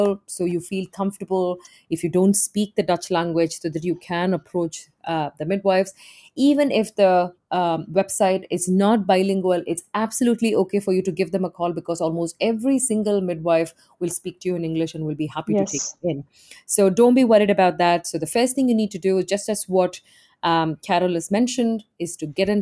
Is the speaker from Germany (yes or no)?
no; India; moved away as an adult; now in Netherlands; I'm originally from India and I've lived outside of India for close to 20 years now.